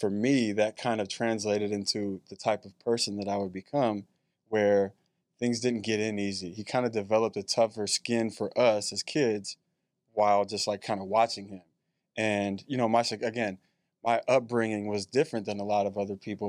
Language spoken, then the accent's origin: English; Chicago, Illinois, United States; born or raised there; moved away; also born or lived in Bay Area, California